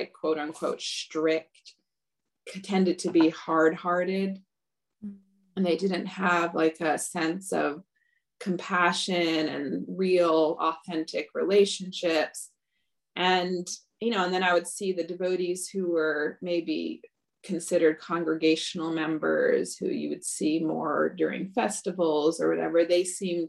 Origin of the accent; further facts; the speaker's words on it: Michigan, United States; also born or lived in Los Angeles, California / Ann Arbor, Michigan / Lansing, Michigan; I grew up mostly in Michigan as a child.